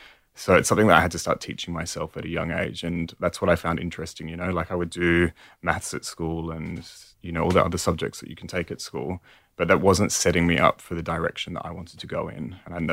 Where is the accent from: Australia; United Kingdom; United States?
Australia; Perth, Western Australia; moved away; also born or lived in Paris, France; I'm from Perth originally, the other side of the country.